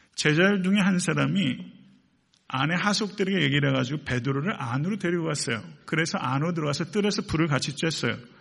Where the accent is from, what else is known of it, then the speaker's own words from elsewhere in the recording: Buyeo, South Chungcheong, South Korea; now in Atlanta, United States; 충남 부여군 부여읍 453번지